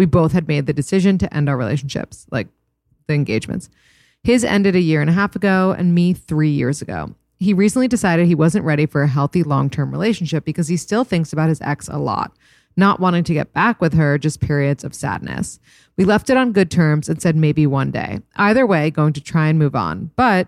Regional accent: East Coast, United States; now in California, United States; We're both from the East Coast, but he lives in Wyoming and I live in California and long distance is tough.

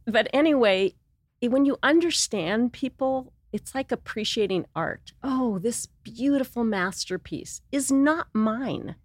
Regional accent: Los Angeles, California, United States; moved away as an adult; also born or lived in San Diego / Santa Barbara; now in Montecito, United States; I grew up in Los Angeles, West L A.

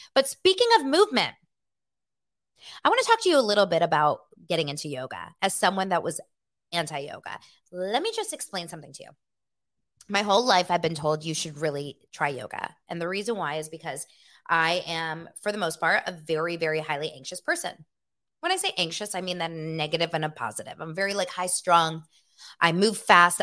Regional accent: Los Angeles, California, United States; also born or lived in Santa Barbara; Born and raised in Los Angeles, okay? I was born here in nineteen eighty-one

